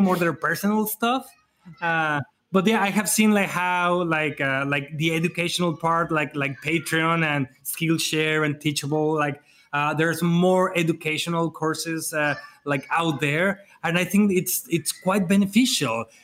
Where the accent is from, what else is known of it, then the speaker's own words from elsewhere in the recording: Mexico; at, least in Mexico, uh, at least in my hometown, at least in my area